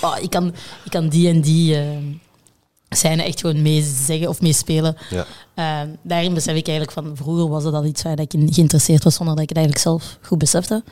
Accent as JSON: {"language": "Dutch", "town": "Brussels", "region": "Brussels-Capital Region", "country": "Belgium", "tie": "born or raised there", "said": "geboren in Brussel."}